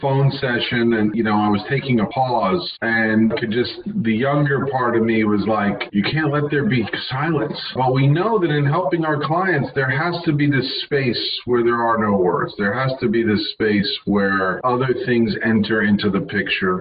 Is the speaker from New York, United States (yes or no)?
yes; New York, United States; I came from New York, I was around millions of people